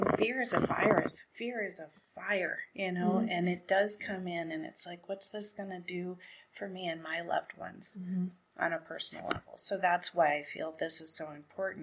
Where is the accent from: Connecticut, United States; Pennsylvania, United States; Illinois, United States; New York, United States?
Connecticut, United States; moved away; also born or lived in West Coast, United States; I grew up in Connecticut